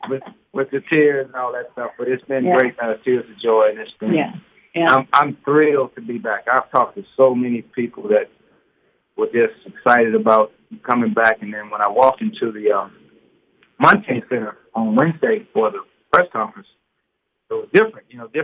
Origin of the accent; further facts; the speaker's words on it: Houston, Texas, United States; I'm born and raised in Houston, exactly like 80 miles from Lamar's campus to my doorstep where I grew up from.